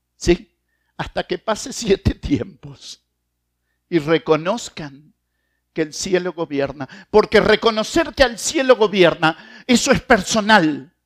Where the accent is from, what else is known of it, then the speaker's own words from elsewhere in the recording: Argentina; como buen argentino